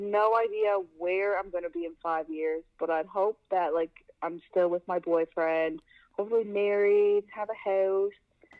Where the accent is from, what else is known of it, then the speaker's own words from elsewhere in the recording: Newfoundland and Labrador, Canada; I'm from Newfoundland, Labrador. I actually was born in Newfoundland and grew up in Labrador.